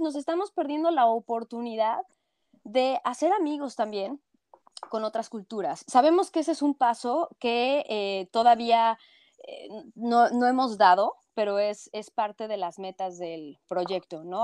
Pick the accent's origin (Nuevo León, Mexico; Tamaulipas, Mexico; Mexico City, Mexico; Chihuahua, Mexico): Mexico City, Mexico; accent: cantadito; moved away as an adult; now in Toronto, Canada; Soy de la Ciudad de México, por eso tengo ese acento.